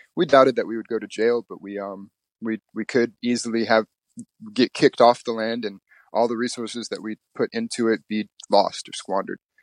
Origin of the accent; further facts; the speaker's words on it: Mississippi, United States; moved away as an adult; also born or lived in Louisiana; now in New York City, United States; I moved with my mother to live with my grandparents in Mississippi, and I grew up there in Mississippi with the white side of my family